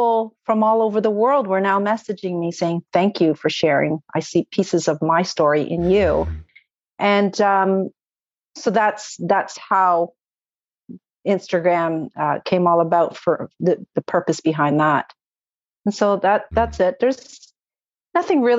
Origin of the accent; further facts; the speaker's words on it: Canada; also born or lived in Toronto, Ontario; I'm Canadian